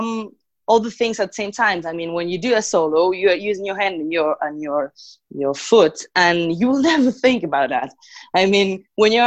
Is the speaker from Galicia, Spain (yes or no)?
yes; Galicia, Spain; English is a second language; moved away as an adult; now in Paris, France; I'm from Galicia at base.